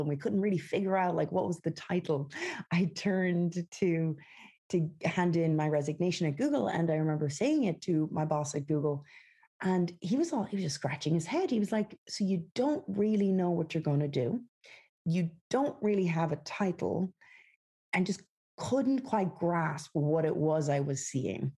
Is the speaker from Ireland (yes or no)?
yes; west of Ireland, Ireland; moved away as an adult; also born or lived in San Francisco; now in United States; I grew up in the west of Ireland